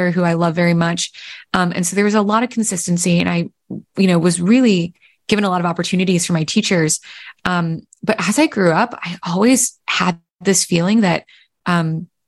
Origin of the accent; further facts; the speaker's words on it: Pennsylvania, United States; I was born in Pennsylvania, but my mom grew up in Vietnam